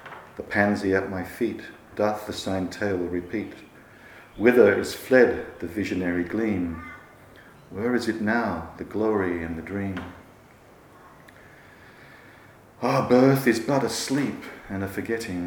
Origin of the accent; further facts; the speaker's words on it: Manchester, North West England, United Kingdom; I grew up in Manchester